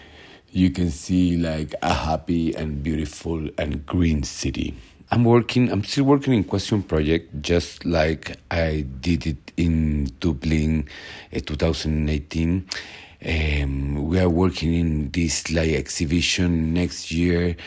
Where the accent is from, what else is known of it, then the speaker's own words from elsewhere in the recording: Chile; English is a second language; from Chile. And now I'm talking to you from Mexico City.